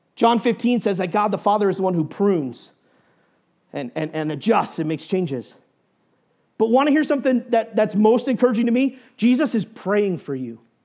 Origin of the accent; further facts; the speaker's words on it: New Hampshire, United States; moved away as an adult; also born or lived in Indiana / Steamboat Springs, Colorado; I grew up in New Hampshire